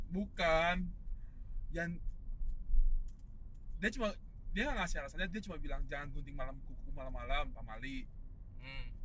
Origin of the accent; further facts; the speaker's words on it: North Sumatra, Indonesia; jujur aja gue dan keluarga gue di di, di orang Nias lah kultur kami orang Indonesia